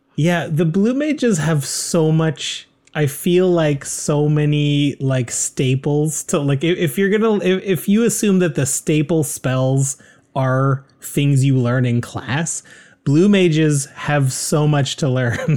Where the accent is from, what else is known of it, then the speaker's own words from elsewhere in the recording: Canada; We're proud Canadian podcasters